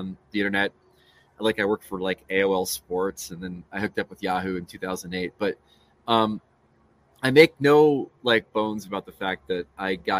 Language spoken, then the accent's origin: English; Matawan, New Jersey, United States; moved away as an adult; also born or lived in Maryland / Northern Virginia; I grew up in Mattawan